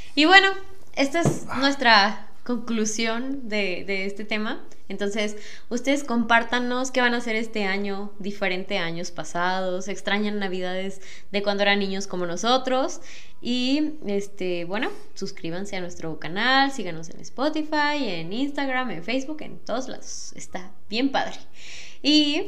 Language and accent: Spanish; Mexico; como mexicanos, porque la mayoría de las personas mexicanas somos cristianas católicas